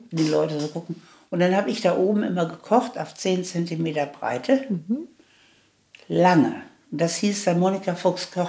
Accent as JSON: {"language": "German", "town": "Gelsenkirchen", "region": "North Rhine-Westphalia", "country": "Germany", "tie": "born there", "said": "ich wurde 1938 in Gelsenkirchen geboren"}